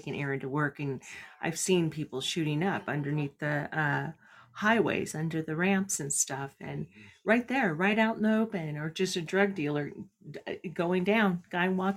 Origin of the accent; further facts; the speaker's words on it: California, United States; when I grew up in California